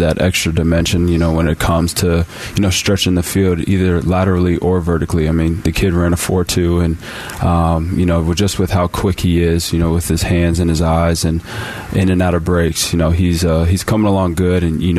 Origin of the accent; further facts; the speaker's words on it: Arizona, United States; It's named after the street I grew up here in Arizona